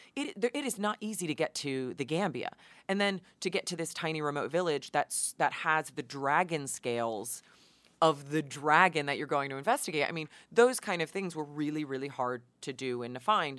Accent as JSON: {"language": "English", "area": "Hudson Valley", "region": "New York", "country": "United States", "tie": "born or raised there", "moved": "as an adult", "lives_now": "Los Angeles, United States", "said": "I grew up in the Hudson Valley"}